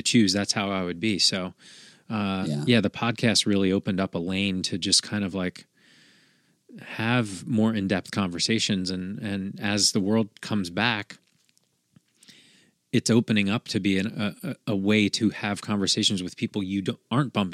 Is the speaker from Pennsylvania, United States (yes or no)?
yes; Philadelphia, Pennsylvania, United States; moved away as an adult; That's me in Philly. Like I haven't lived there for a long time, but I spent my first 30 some years there.